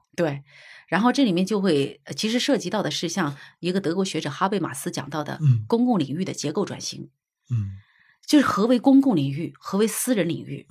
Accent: China; 我们中国人一直在这个方面是孜孜不倦地在那追求

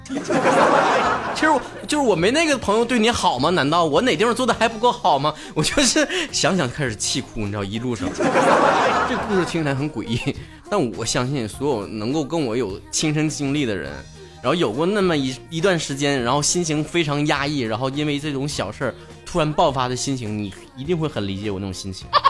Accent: Northeast China, China; 吃亏就吃亏到我是东北人

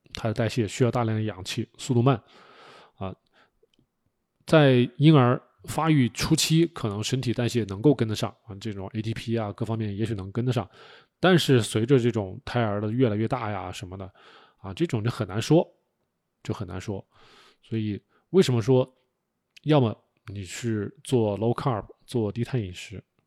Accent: China; 我们作为中国人 吃惯了五谷杂粮

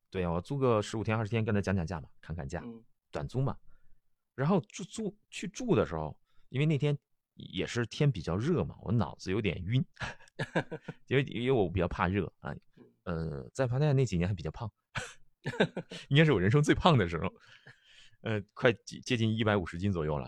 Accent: China; moved away; also born or lived in Chiang Mai, Thailand / Pattaya, Thailand; 我们内地人

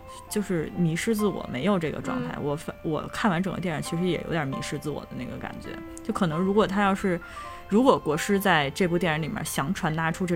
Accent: China; 这个力量感可能还是源自于说绝大部分源自于我是一个中国人，我自己本身就知道根本矛盾在什么地方。

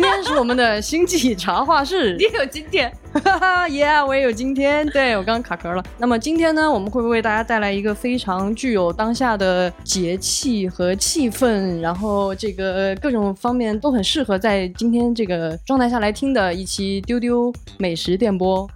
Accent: Southwest China, China; moved away; 像我们这样的南方人到了北方

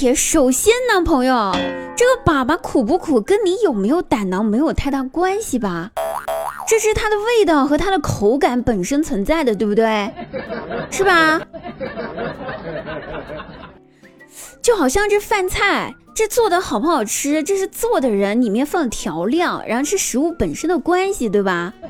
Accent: southern China, China; 作为南方人的我也想问问

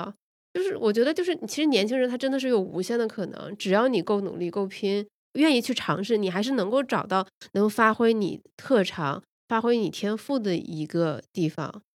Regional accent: Shandong, China; born there; 就是因为可能是因为我在山东出生，所以徐小米的出现会让我特别的惊喜

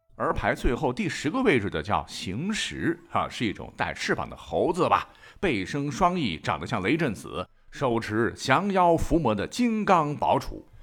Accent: Shandong, China; 我们山东这边儿经常吃，吃点儿猴儿，豆虫、蚕蛹儿比较多

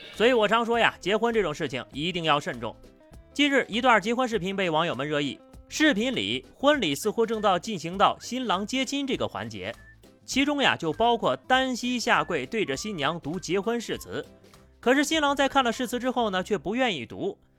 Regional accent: Heze, Shandong, China; now in Beijing, China; 我们老家就是山东菏泽的

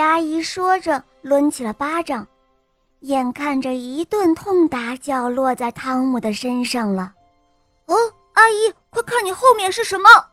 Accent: Yichun, Jiangxi, China; 我今年十岁了，我来自江西省宜春

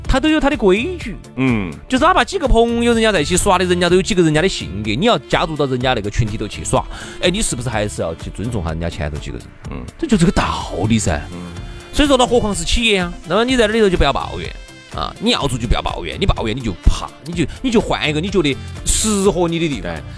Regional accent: Sichuan, China; accent: Sichuanese; 按照我们四川话来说

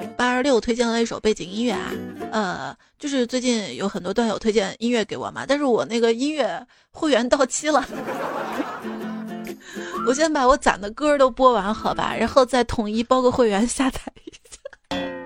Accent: Shaanxi, China; 我是陕西人，我都不知道耶

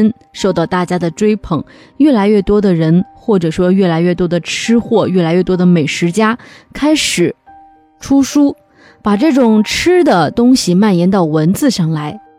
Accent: North China, China; 不过这里边还有写了一一个我非常熟悉的我的家乡的一种食物，就是胡辣汤。作为一个地道的北方人，胡辣汤是我们每天早上的早餐。

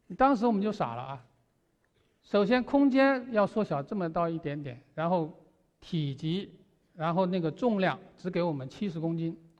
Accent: China; 当时因为我们中国人走在了前面

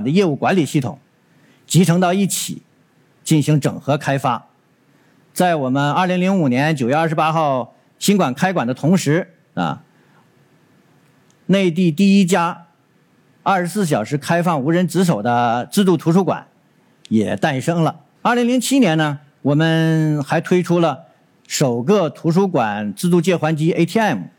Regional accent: northern China, China; now in Dongguan, China; 我是从北方来到东莞的，南北方的气候差异很大

